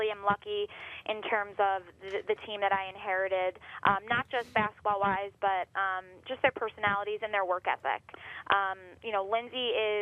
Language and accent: English; Northport, New York, United States; moved away as an adult; now in Rochester, United States; my hometown, Northport